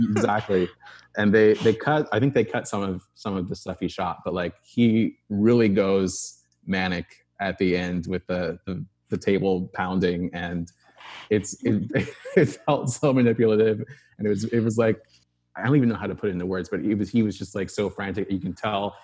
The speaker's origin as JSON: {"language": "English", "region": "Arizona", "country": "United States", "tie": "born or raised there", "said": "I grew up in Arizona, in the suburbs"}